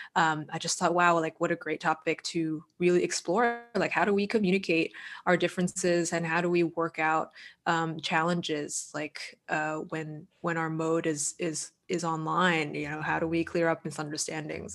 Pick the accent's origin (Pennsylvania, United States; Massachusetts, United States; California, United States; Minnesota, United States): Massachusetts, United States; Boston; I'm from Boston